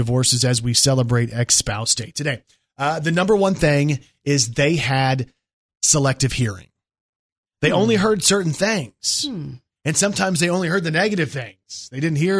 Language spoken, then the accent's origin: English; Plano, Texas, United States; I grew up in Texas, again, in Plano, which is right near Dallas